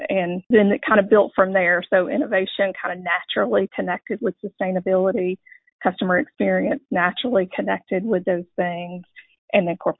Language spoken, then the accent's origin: English; Dalton, Georgia, United States; I grew up in Dalton